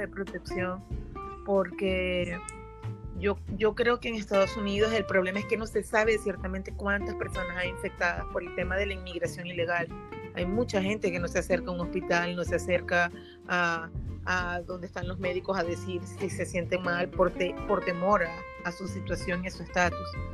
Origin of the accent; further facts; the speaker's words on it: Venezuela; yo soy venezolana